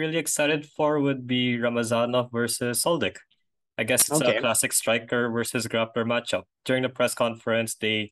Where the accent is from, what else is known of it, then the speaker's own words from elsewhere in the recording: Philippines; we're Filipino